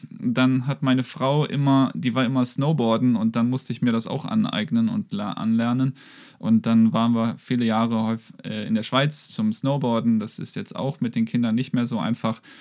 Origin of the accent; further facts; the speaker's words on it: Heimerzheim, North Rhine-Westphalia, Germany; also born or lived in Almaty, Kazakhstan; sind wir umgezogen nach Deutschland und in Heimatsheim bin ich aufgewachsen.